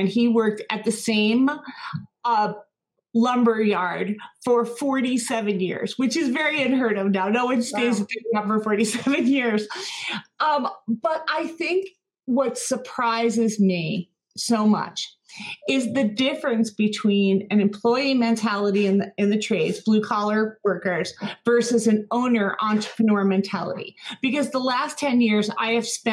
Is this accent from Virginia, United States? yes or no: no; New Jersey, United States; I grew up in New Jersey in a large family, which was half Polish